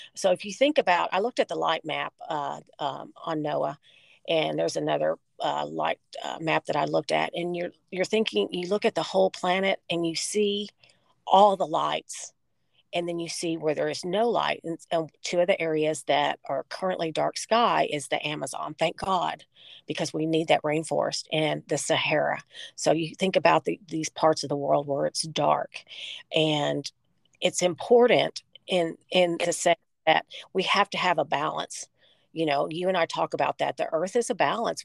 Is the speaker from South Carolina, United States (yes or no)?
no; Texas, United States; my home state of Texas